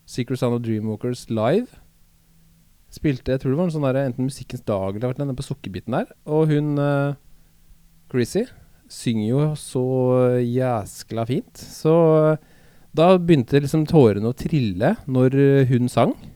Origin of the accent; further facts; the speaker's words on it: Oslo, Norway; vi vokste opp sammen på Høybråten.